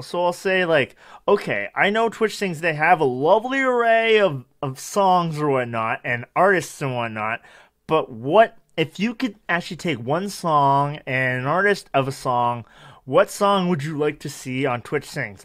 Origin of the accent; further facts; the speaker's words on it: Canada; I'm Canadian